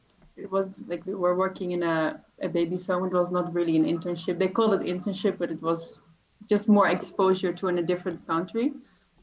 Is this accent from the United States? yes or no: no; Netherlands; accent: Dutch; English is a second language; And so by then, that was in 2017, and my accent was very Dutch.